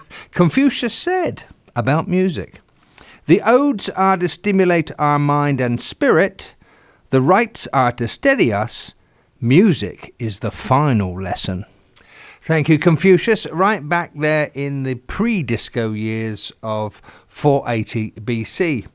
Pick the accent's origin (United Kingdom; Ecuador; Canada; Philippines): United Kingdom; England; I'm an Englishman, so a good cuppa.